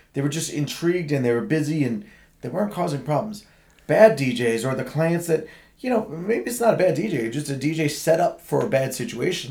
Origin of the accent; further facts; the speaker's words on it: Marlboro, New Jersey, United States; I grew up in Marlboro